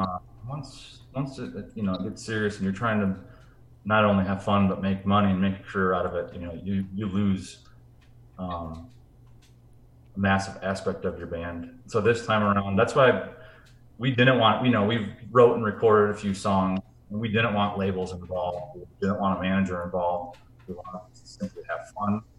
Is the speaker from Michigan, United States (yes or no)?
yes; Grand Rapids, Michigan, United States; Grand Rapids, Michigan, which is where my hometown is